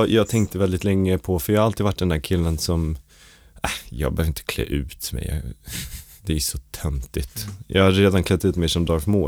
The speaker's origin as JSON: {"language": "Swedish", "country": "United States", "said": "För jag är amerikan så för mig betyder det någonting"}